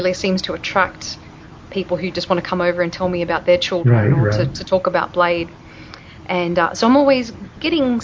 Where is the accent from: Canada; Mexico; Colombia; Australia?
Australia; moved away as an adult; also born or lived in California; now in Denver, United States; I'm an Aussie, I'm Australian, and I've lived in the States. This is my 13th year now.